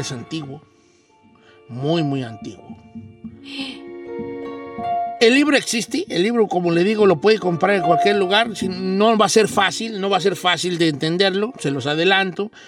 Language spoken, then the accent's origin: Spanish; Mexico; moved away